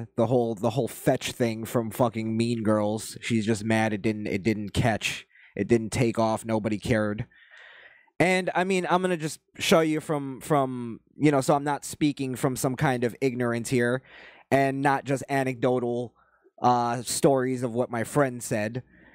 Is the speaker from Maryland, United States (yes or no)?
no; Florida, United States; also born or lived in New York; growing up in South Florida and also growing up in New York, you're going to have a lot of Hispanic friends.